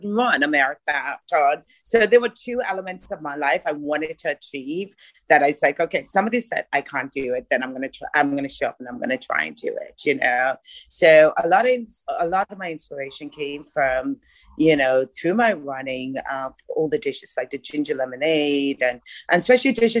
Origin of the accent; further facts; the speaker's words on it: Bahamas; moved away; also born or lived in Ireland; I'm actually from the Bahamas